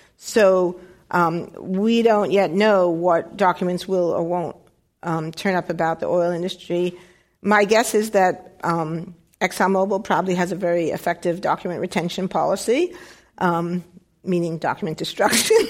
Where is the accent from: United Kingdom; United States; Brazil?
United States; in the 1960s, growing up in the United States